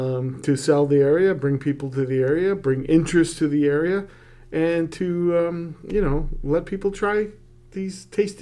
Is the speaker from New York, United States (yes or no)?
yes; Rochester, New York, United States; now in Plattsburgh, United States; I come from Rochester